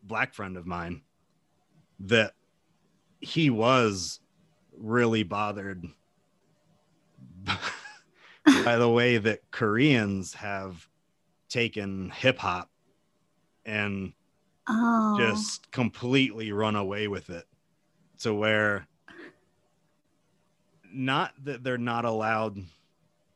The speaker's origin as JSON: {"language": "English", "country": "United States", "moved": "yes", "lives_now": "Japan", "said": "as an American"}